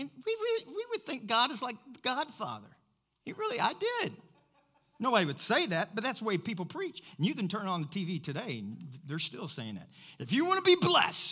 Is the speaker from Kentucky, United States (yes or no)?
yes; Kentucky, United States; I'm from Kentucky.